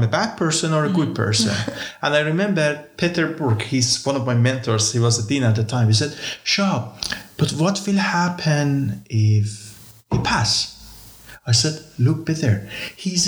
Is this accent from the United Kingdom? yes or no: no; Iran; now in Tartu, Estonia; I am from Middle East. I'm Jew.